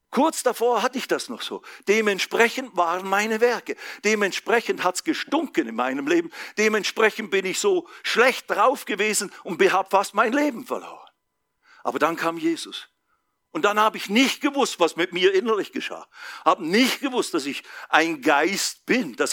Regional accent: Basel, Basel-Stadt, Switzerland; weit weg vom Spießertum in Basel, Schweiz, wo ich herkomme, weit weg vom Schaffe, Schaffe, Häuslebau.

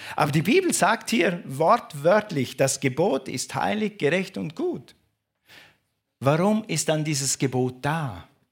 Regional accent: Switzerland; ich bin ein Schweizer.

